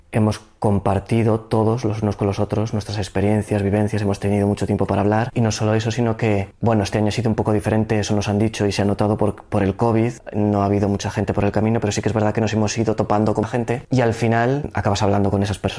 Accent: Zaragoza, Aragon, Spain; soy de Zaragoza y tengo 34 años.

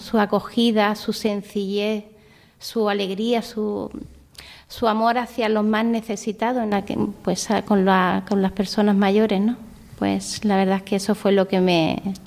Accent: Vélez-Málaga, Andalusia, Spain; moved away as an adult; also born or lived in Indonesia; soy de Vélez Málaga, de la provincia de Málaga

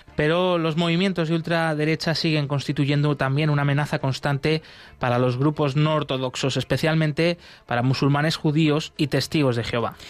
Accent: Poland; now in Bulgaria; Soy un misionero polaco

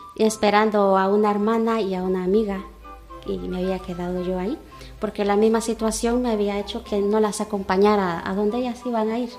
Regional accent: El Salvador; moved away as an adult; now in Cuenca, Spain; soy salvadoreña

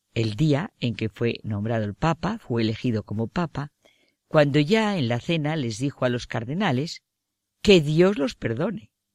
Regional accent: Spain; Como española que soy

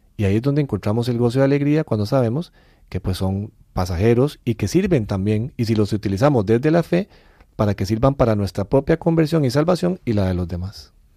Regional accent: Costa Rica; nosotros somos de Costa Rica

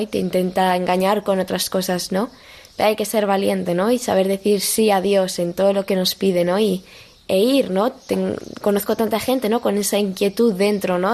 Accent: Madrid, Community of Madrid, Spain; also born or lived in Boadilla del Monte; tengo 18 años y soy de Madrid

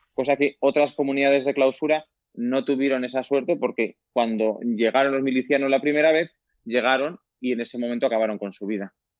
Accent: Humanes, Spain; yo ya desde, desde joven, de toda la vida, pues he pertenecido pues a, mi parroquia, en mi pueblo, en Humanes

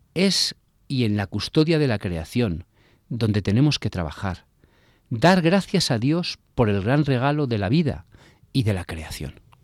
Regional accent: Bilbao, Basque Country, Spain; now in Miami, United States; Yo nací en las tierras vascas, en las tierras vivaínas, Nací cerca del mar

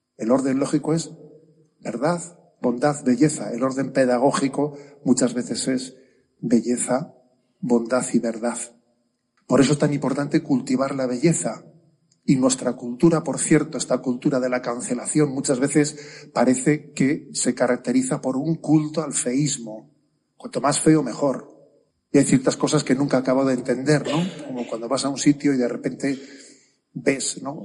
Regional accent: San Sebastián, Basque Country, Spain; soy de San Sebastián, ¿no? Y ahí en nuestro tiempo estudiábamos francés

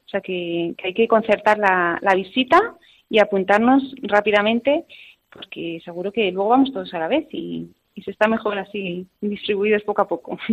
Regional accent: a village in Burgos, Castile and León, Spain; moved away; nací en Burgos, en un pueblecito de Burgos, y por circunstancias de la vida, pues me mandaron interna a un colegio

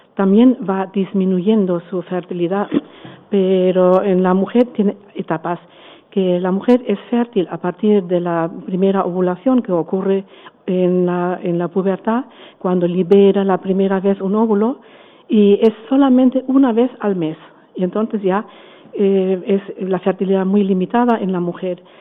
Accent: Germany; Spanish is a second language; also born or lived in Frankfurt / Valencia; now in Spain; soy alemana

